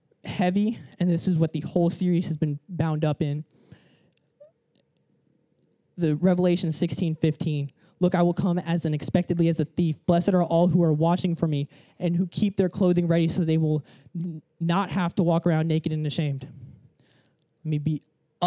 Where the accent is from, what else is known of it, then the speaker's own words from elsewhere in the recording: Atlanta, Georgia, United States; moved away as an adult; now in Florida, United States; I moved to Florida, like, 2 years ago. I'm from Atlanta.